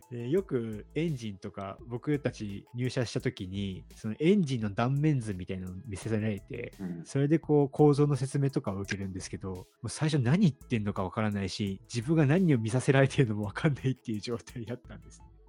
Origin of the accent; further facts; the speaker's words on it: Hiroshima, Japan; 僕の地元広島